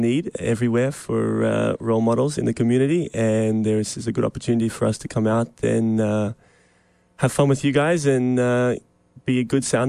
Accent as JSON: {"language": "English", "region": "Queensland", "country": "Australia", "moved": "yes", "said": "I'm from Queensland, Australia"}